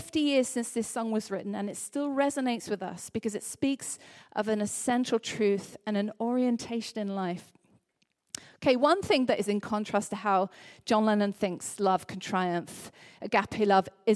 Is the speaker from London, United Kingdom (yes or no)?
no; Liverpool, North West England, United Kingdom; I'm from Liverpool.